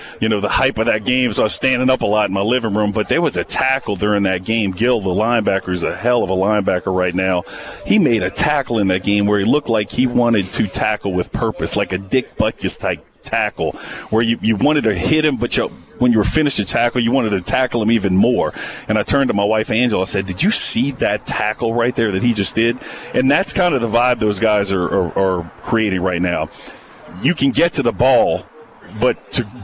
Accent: New Orleans, Louisiana, United States; I'm born and raised in New Orleans

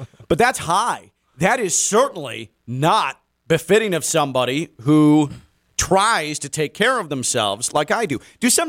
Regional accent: the South, United States; I'm from the South.

